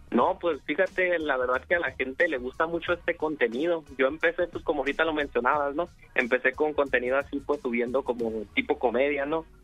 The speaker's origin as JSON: {"language": "Spanish", "town": "Tecate", "region": "Baja California", "country": "Mexico", "said": "yo soy de la ciudad de Tecate, Baja California, México"}